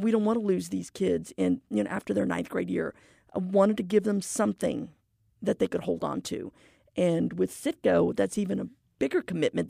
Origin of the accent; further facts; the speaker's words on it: McAllen, Texas, United States; moved away as an adult; now in Houston, United States; I'm a native Valleyite. I'm from McAllen, Texas